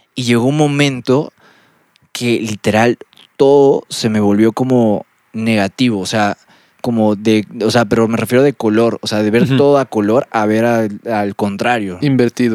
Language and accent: Spanish; Lima, Peru; moved away; also born or lived in State of Mexico; como soy de Lima, soy de la costa